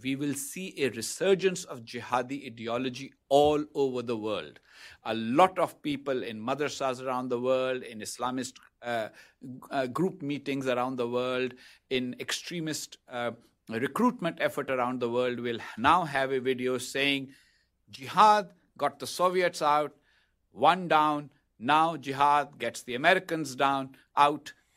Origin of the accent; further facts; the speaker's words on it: Pakistan; As a Pakistani